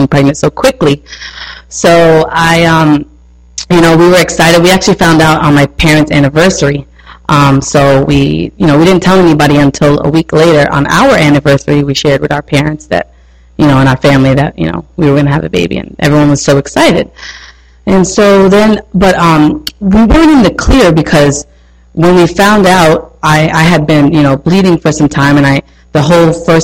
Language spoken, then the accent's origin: English; New York, United States; accent: New York; I'm a New Yorker, so if you don't understand something, my accent is heavy